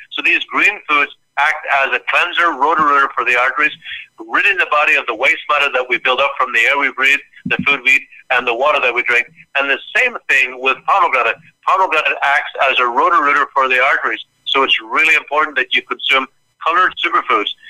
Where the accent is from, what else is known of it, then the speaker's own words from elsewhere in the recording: Ireland; now in United States; I grew up in Ireland